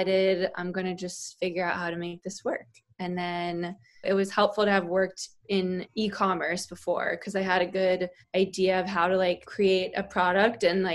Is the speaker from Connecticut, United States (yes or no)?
yes; Connecticut, United States; moved away as an adult; also born or lived in Boston; now in New York City, United States; I am from Connecticut originally